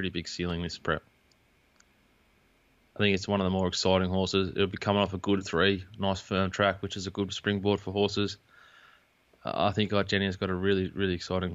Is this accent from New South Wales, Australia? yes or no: no; Queensland, Australia; did a 4X because I'm a Queenslander